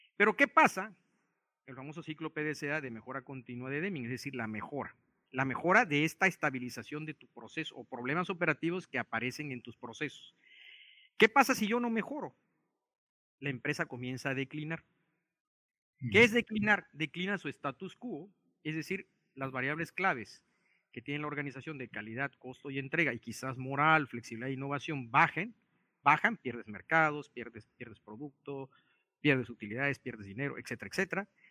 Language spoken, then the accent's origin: Spanish; Mexico; also born or lived in Japan; como mexicano en un país como Japón